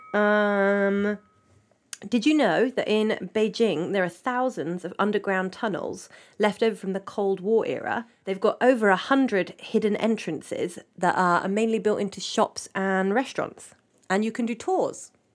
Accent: England, United Kingdom; I'm British, I'm, I'm from England

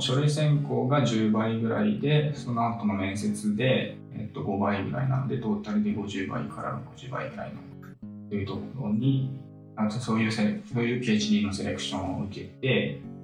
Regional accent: Chiba, Japan; moved away as an adult; now in Germany; 千葉県出身なんですけど

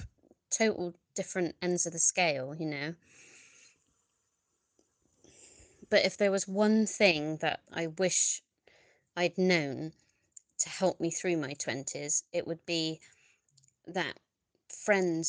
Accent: Bristol, South West England, United Kingdom; I'm from Bristol.

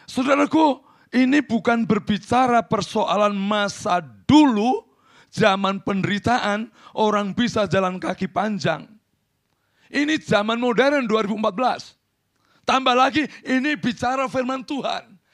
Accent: Central Java, Indonesia; Saya orang Jawa Tengah, tidak gampang menolak.

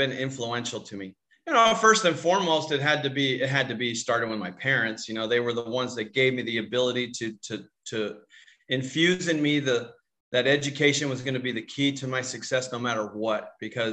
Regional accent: Tucson, Arizona, United States; moved away as an adult; I grew up in Tucson, Arizona.

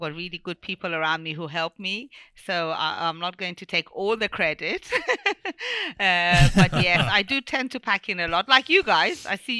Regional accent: Bristol, South West England, United Kingdom; born there; basically, I was born here in Bristol, in UK, in Bristol, because my parents met in England and they got married in England.

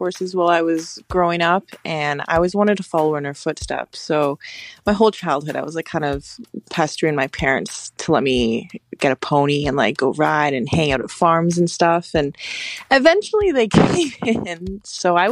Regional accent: Victoria, British Columbia, Canada; also born or lived in Toronto; I was born in Canada. I was born in a place called Victoria, BC.

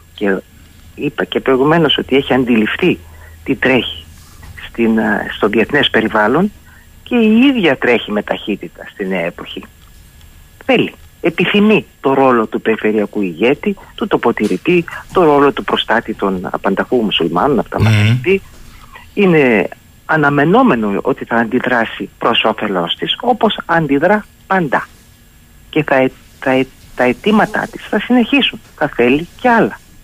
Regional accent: Thessaloniki, Central Macedonia, Greece; Θεσσαλονίκη η πατρίδα μου

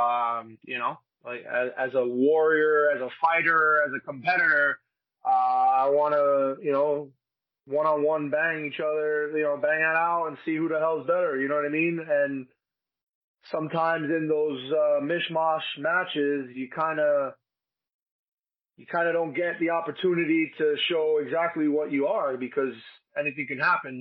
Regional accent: Union City, New Jersey, United States; also born or lived in Secaucus, New Jersey; I was born in Secaucus. I was raised in Union City, New Jersey, right next to Jersey City

